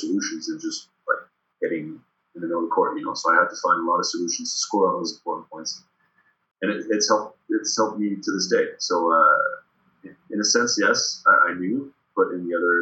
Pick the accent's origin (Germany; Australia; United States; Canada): Canada; Sherbrooke, Quebec; accent: Quebec; moved away as an adult; also born or lived in Paris, France; when I came back to Sherbrooke around when I was 11